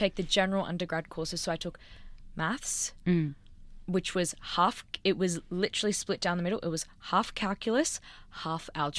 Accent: Sydney, New South Wales, Australia; Like I grew up in Sydney, lived in Sydney.

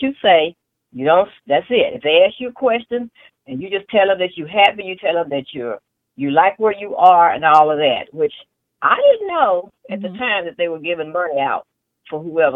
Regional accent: Tulsa, Oklahoma, United States; now in Oklahoma City, United States; that's where I was born and raised, on Black Wall Street in Tulsa, Oklahoma

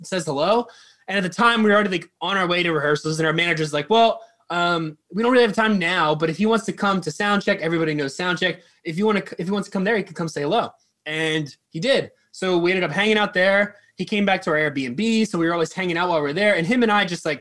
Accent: Quakertown, Pennsylvania, United States; also born or lived in Philadelphia, United States; I grew up in Quakertown

